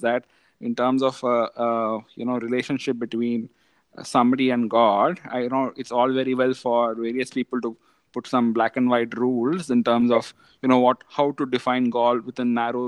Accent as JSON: {"language": "English", "country": "India", "tie": "born or raised there", "said": "growing up in India, it has been very, very eventful"}